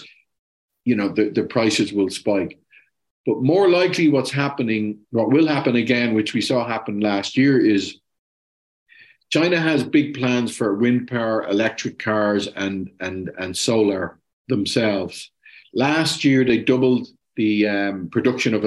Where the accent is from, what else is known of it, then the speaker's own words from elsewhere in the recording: Ireland; I'm Irish